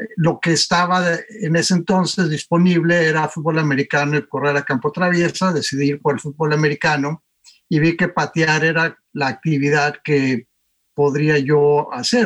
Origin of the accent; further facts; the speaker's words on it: Torreón, Coahuila, Mexico; moved away as an adult; also born or lived in United States; creciendo en Torreón jugué siempre fútbol